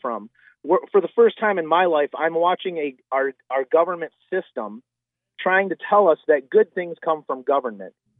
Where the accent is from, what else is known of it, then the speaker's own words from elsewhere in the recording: United States; I'm a Christian, and I'm an American